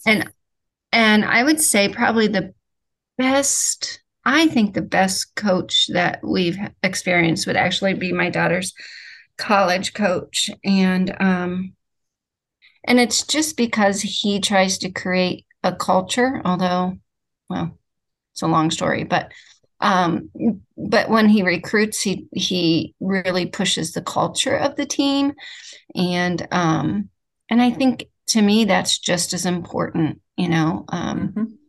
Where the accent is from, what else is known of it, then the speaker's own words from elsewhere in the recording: Ohio, United States; I'm from Ohio. I'm a Midwestern, Midwestern